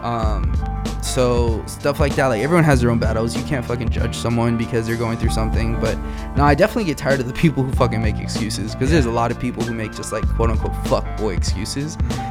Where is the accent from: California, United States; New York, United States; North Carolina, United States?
California, United States; Wilmington; also born or lived in Boulder, Colorado; we're all from Wilmington.